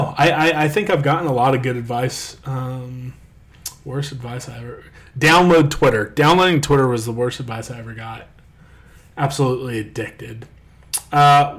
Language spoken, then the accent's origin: English; Topeka, Kansas, United States; I'm from Topeka. I like Topeka.